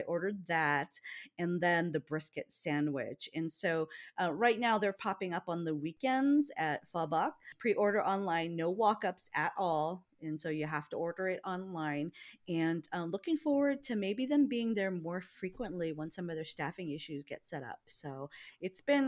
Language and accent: English; Hawaii, United States; moved away; growing up in Hawaii, it's always really hot